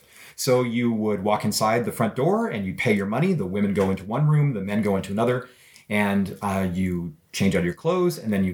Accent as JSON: {"language": "English", "country": "Canada", "said": "You know, they, oh, this is American, and I'm Canadian."}